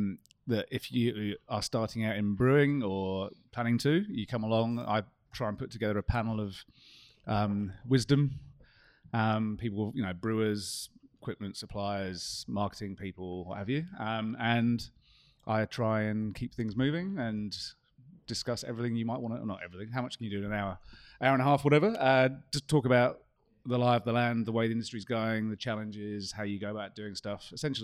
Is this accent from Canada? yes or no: no; Scotland, United Kingdom; despite this awful accent I have, I'm actually Scottish, so I was quite pleased.